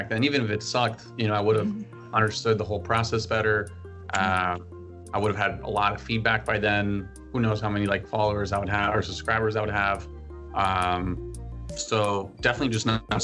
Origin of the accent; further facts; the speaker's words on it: Bolivia; moved away as an adult; also born or lived in Maryland, United States; now in United States; I'm originally from Bolivia, born and raised there. I lived there for 18 years before moving to the U.S. for college.